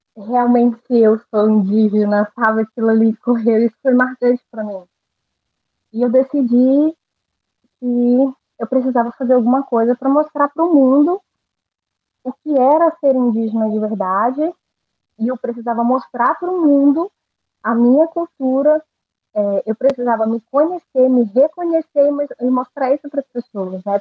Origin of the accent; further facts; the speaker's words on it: Porto Velho, Rondônia, Brazil; eu nasci em Porto Velho